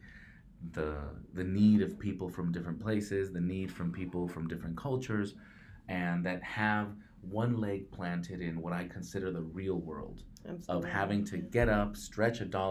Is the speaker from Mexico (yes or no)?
yes; Mexico; English is a second language; now in Portland, United States; I am a Mexican-American, first-generation immigrant. English is my second language